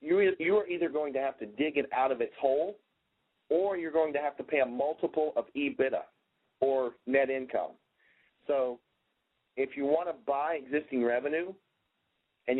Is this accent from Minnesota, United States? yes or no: yes; Minnesota, United States; That's my home state here